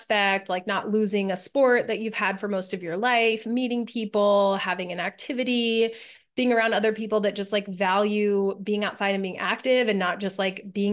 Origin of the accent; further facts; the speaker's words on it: New Mexico, United States; moved away as an adult; also born or lived in Pennsylvania; I didn't grow up in Pennsylvania. I grew up in New Mexico.